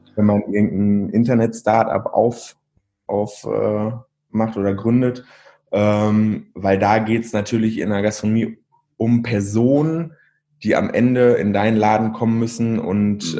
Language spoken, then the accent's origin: German; Verl, North Rhine-Westphalia, Germany; moved away as an adult; now in Bielefeld, Germany; Eigentlich komme ich aus Ferl